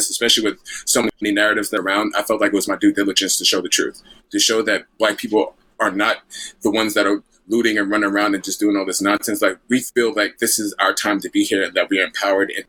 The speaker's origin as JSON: {"language": "English", "town": "New York City", "region": "New York", "country": "United States", "tie": "born or raised there", "also_born_or_lived": "Flatbush, Brooklyn", "said": "I'm born and raised in New York, and I was born in Flatbush, raised in Jamaica, Queens"}